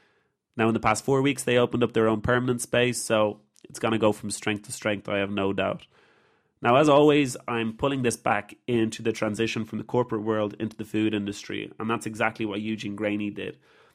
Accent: Galway, Connacht, Ireland; moved away; I'm your host … I am delighted to bring you back to my hometown, Galway, in the west of Ireland.

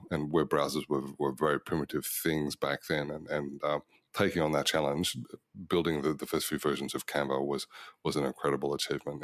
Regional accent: Melbourne, Victoria, Australia; now in Sydney, Australia; I was born in Box Hill, Melbourne in nineteen sixty-five

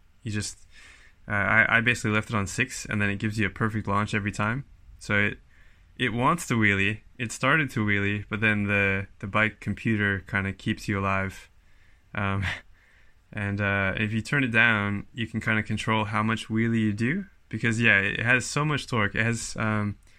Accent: California, United States; moved away as an adult; now in Wellington, New Zealand; I'm originally from California

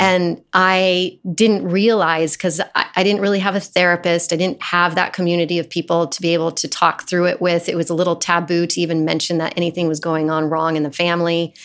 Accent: Fort Collins, Colorado, United States; moved away as an adult; also born or lived in Phoenix, Arizona; now in New York City, United States; I was raised in Colorado

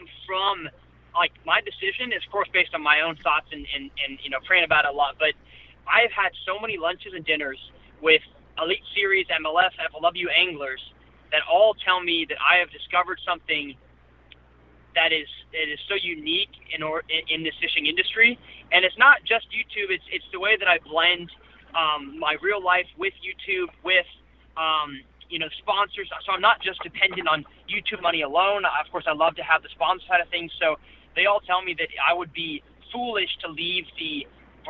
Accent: Lake Travis, Texas, United States; I grew up in Lake Travis, Texas, which is just west of Austin

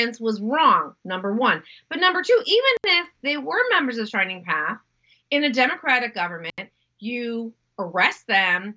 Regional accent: United States; as an American

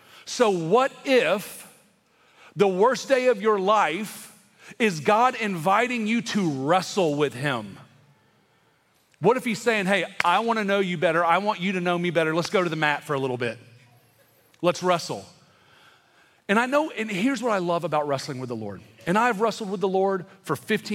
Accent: the South, United States; also born or lived in California; growing up in the South

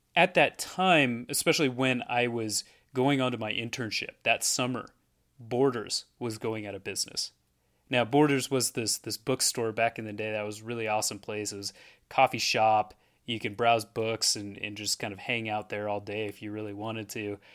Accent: Portland, Oregon, United States; moved away as an adult; also born or lived in Erie, Pennsylvania; I'm, I'm from Oregon

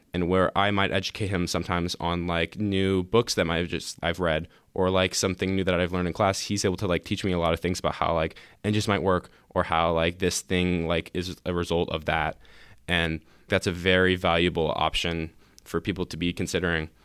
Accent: Lake Oswego, Oregon, United States; also born or lived in Portland, Oregon; I was born in Portland, and I moved to Lake Oswego in elementary school

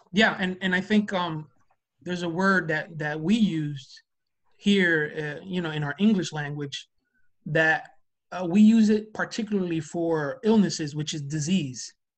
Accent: New Jersey, United States; we're from Jersey

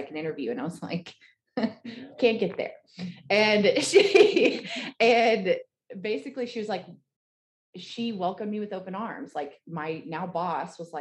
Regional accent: Gatlinburg, Tennessee, United States; moved away as an adult; also born or lived in Knoxville; now in Jonesboro, United States; I'm originally from Gatlinburg

